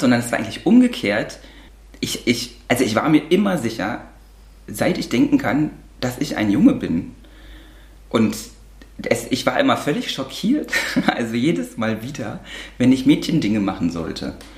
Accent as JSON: {"language": "German", "region": "East Germany", "country": "Germany", "tie": "born or raised there", "said": "mein erster Gedanke als damals noch achtjähriges Kind war, oh Gott, jetzt kommen die ganzen Kriminellen und Drogensüchtigen aus dem Westen zu uns."}